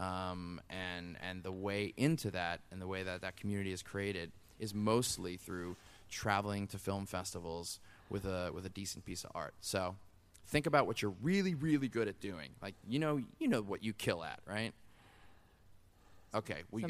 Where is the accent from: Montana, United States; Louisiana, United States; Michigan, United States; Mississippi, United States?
Louisiana, United States; New Orleans; we grew up in New Orleans